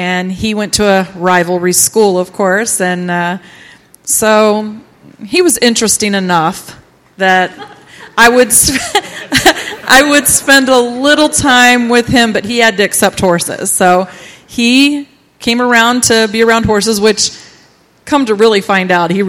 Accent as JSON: {"language": "English", "town": "Ritztown", "country": "United States", "tie": "born or raised there", "said": "I grew up here in Ritztown and went to Ritztown all through my school years"}